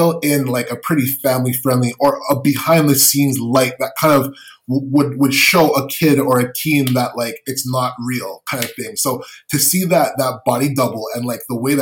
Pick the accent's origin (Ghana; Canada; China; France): Canada; as a Canadian